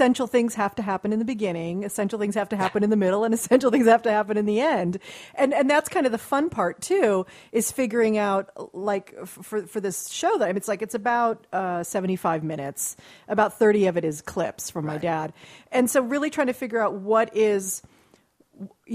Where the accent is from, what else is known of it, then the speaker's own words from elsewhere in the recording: Beverly Hills, California, United States; I grew up in Beverly Hills